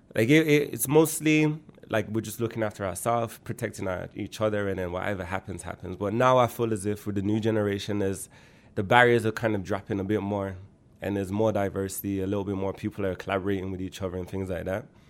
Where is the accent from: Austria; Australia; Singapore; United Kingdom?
United Kingdom; Birmingham, West Midlands; moved away as an adult; also born or lived in Erdington / Toronto, Canada; now in Canada; I was born and raised in Handsworth